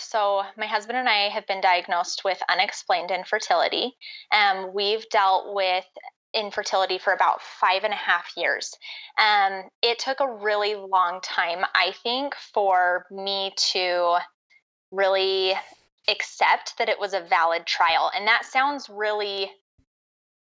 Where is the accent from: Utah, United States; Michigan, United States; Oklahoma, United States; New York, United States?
Utah, United States; I grew up in Utah County, and I've lived in Utah pretty much my whole life.